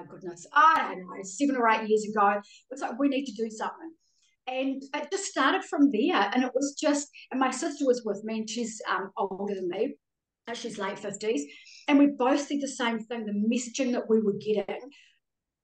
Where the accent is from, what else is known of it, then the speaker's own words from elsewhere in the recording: Auckland, New Zealand; accent: Kiwi; moved away as an adult; now in Australia; I grew up in West Auckland